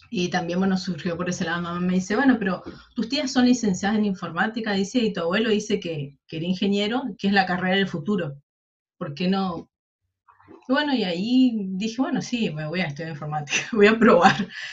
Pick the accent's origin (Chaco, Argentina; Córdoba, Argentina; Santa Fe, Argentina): Chaco, Argentina; Charata; moved away as an adult; also born or lived in Corrientes; now in Resistencia, Argentina; yo soy del interior del Chaco, yo soy de Charata